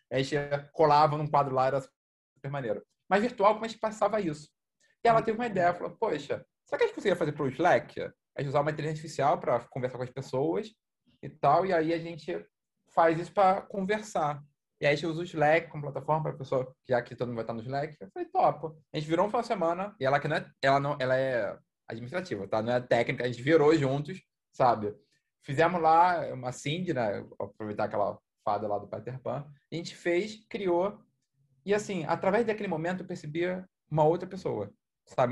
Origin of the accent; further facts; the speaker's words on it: Rio de Janeiro, Brazil; eu sou aqui do Rio.